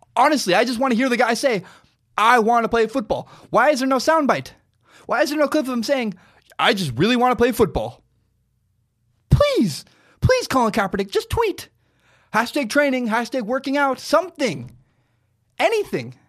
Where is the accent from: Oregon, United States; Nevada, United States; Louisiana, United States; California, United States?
Oregon, United States; Pacific Northwest; there's a huge burn in my hometown